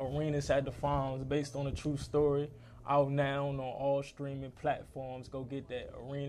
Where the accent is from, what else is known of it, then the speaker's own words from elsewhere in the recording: Largo, Maryland, United States; I hail from Largo, Maryland.